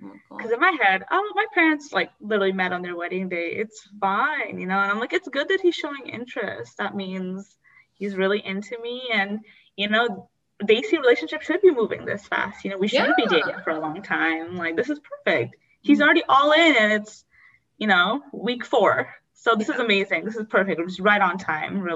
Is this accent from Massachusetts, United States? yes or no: no; North Dakota, United States; moved away; I'm from North Dakota.